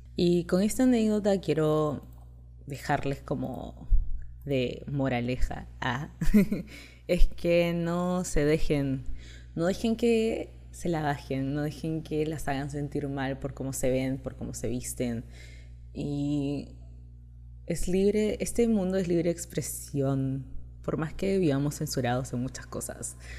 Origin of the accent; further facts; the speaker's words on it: Chile; moved away as an adult; now in Peru; Me crié prácticamente toda mi vida en Chile, estoy acá hace dos años